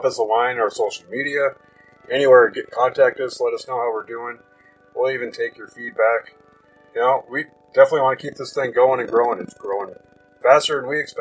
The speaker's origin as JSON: {"language": "English", "region": "Pacific Northwest", "country": "United States", "said": "I'm from the Pacific Northwest"}